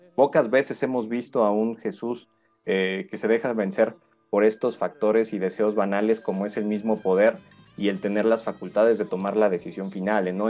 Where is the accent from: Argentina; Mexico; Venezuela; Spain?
Mexico; crecimos con, este cine católico, muchos de nosotros en, la cultura mexicana